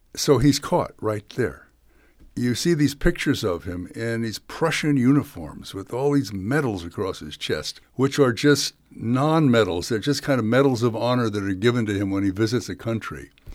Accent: San Francisco, California, United States; I grew up in San Francisco with a father from Texas

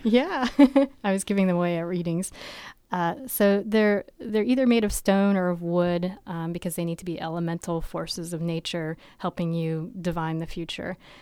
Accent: Vermont, United States; I grew up in Vermont

